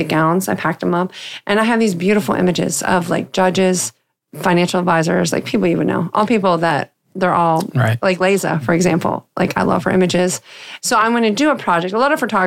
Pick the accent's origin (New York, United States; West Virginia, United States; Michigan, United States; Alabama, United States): West Virginia, United States; Weirton; I grew up in Weirton, West Virginia